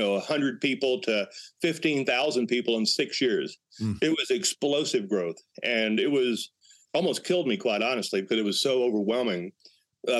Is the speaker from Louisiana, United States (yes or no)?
yes; Northwest Louisiana, United States; now in Colorado, United States; growing up in Northwest Louisiana